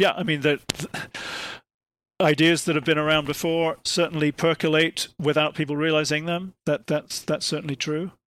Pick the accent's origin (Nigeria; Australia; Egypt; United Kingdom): United Kingdom; I'm from Britain